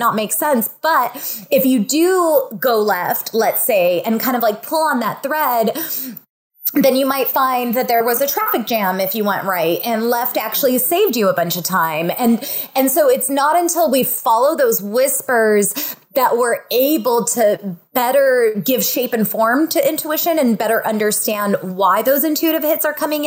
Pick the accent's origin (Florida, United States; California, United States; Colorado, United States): California, United States; Fresno; also born or lived in San Diego, California; I grew up in Fresno, California, and we're home to raisins